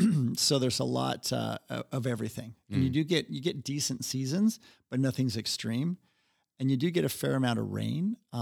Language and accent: English; Seattle, Washington, United States; You know, as we'll talk about, you know, I grew up in Seattle, and it just sounded like a great band name from the 90s.